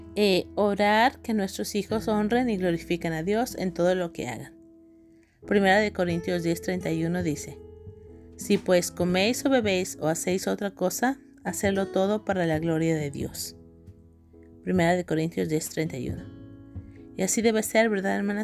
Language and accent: Spanish; Guadalajara, Jalisco, Mexico; en la ciudad donde yo crecí, en Guadalajara, Jalisco, México